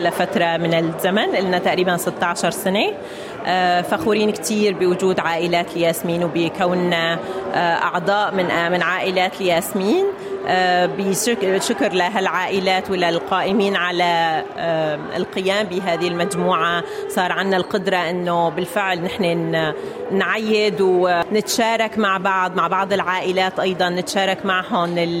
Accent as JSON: {"language": "Arabic", "country": "Syria", "also_born_or_lived": "Egypt", "moved": "as an adult", "lives_now": "Australia", "said": "أنا من سوريا متزوجة مصري"}